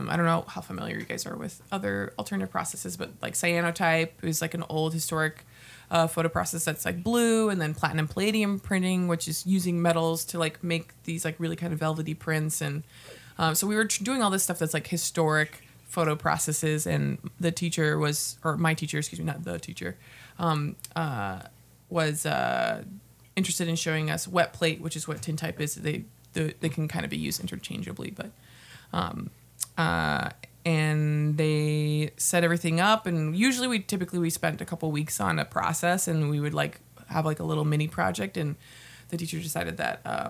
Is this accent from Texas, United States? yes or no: yes; Houston, Texas, United States; moved away as an adult; now in Minnesota, United States; I was born in Houston, Texas, and I came up here to the great state of Minnesota to go to college